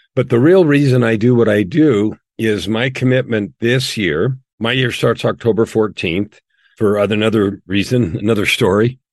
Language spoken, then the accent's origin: English; San Francisco Bay Area, California, United States; also born or lived in Phoenix, Arizona; now in Edmonton, Canada; We grew up in the San Francisco Bay Area in the years of the hippies